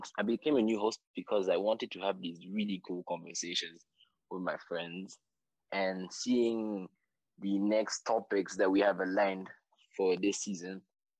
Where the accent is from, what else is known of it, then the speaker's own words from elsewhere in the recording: Burundi; now in Kenya; I'm from Burundi, currently in Kenya, though.